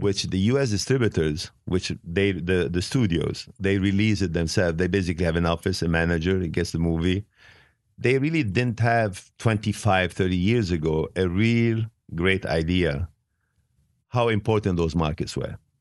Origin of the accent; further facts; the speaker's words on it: Beirut, Beirut Governorate, Lebanon; English is a second language; also born or lived in Italy / France / England / Switzerland; now in United States; I was living in Beirut. I was born in Beirut